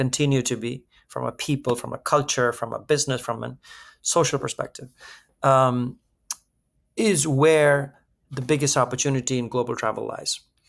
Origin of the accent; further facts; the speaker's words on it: India; now in New York, United States; I'm Indian